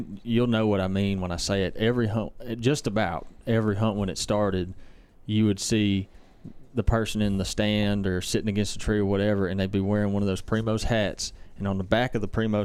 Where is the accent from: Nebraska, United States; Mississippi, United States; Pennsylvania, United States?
Mississippi, United States; Brandon; I grew up in Brandon, Mississippi